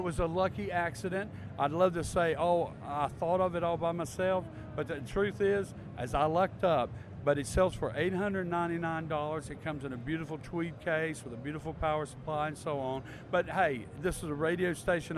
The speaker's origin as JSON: {"language": "English", "region": "North Carolina", "country": "United States", "said": "In case you don't like my accent, I'll tell you I'm from North Carolina"}